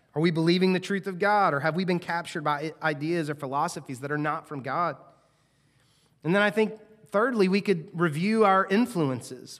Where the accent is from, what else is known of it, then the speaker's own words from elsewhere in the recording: United States; we as American Christians